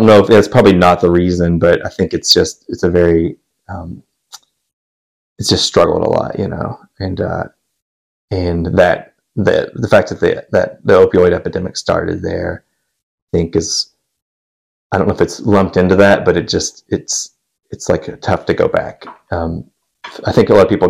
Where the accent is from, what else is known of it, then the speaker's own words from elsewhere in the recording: Ashland, Kentucky, United States; moved away; Originally from Ashland, Kentucky. Yeah, so that's it's northeast Kentucky